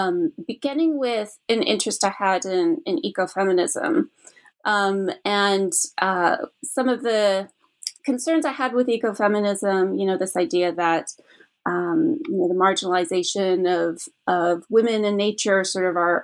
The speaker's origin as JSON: {"language": "English", "country": "Canada", "said": "because I'm originally from Canada."}